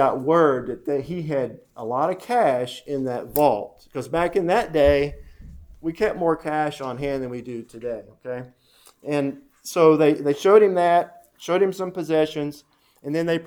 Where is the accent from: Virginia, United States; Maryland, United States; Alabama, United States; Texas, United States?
Texas, United States; Denton; I grew up in Denton, right up here.